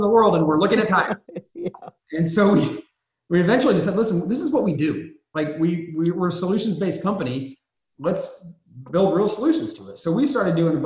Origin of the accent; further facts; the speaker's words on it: Indiana, United States; moved away as an adult; also born or lived in New York; I'm born and raised in Indiana, moved out to New York for a number of years